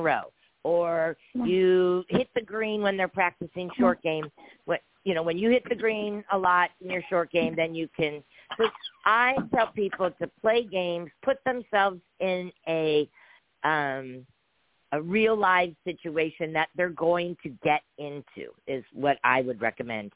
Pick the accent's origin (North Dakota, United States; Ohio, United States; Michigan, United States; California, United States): California, United States; San Diego; I'm born and raised in San Diego